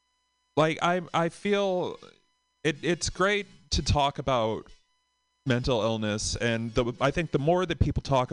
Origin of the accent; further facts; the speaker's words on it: Boston, Massachusetts, United States; from Boston